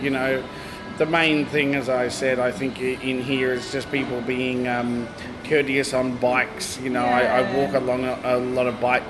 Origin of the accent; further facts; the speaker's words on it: Logan, Queensland, Australia; I grew up first in Logan